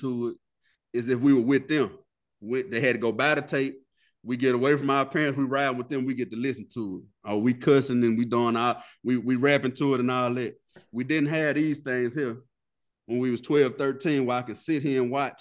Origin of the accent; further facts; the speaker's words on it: the South, United States; we grew up in the South